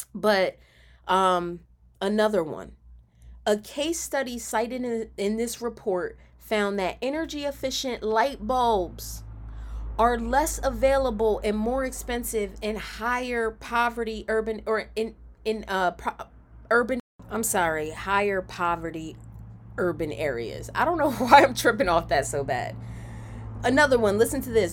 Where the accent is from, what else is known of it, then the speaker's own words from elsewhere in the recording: Camden, New Jersey, United States; when I was growing up in Camden